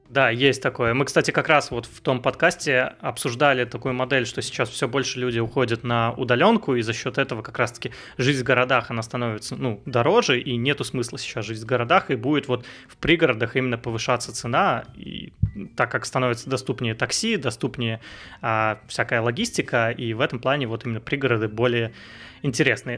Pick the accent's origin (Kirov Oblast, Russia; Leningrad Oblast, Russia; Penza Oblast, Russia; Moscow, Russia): Leningrad Oblast, Russia; Vsevolozhsk; moved away; also born or lived in Saint Petersburg; я сам из Питера, а, рядом из Питера, из Всеволожска